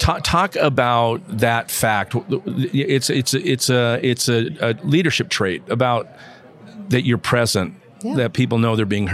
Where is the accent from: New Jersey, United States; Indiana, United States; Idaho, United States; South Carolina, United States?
Idaho, United States; the great state of Idaho, my home state